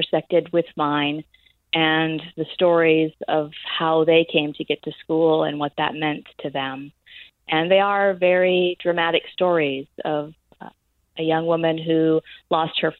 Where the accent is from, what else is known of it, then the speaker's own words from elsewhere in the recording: United States; I am an American and I was born in a different place on the planet